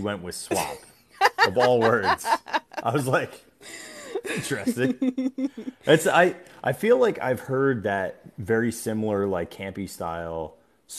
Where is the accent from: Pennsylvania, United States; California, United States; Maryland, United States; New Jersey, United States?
New Jersey, United States; I'm from New Jersey and we had Surreys all the time on our boardwalks.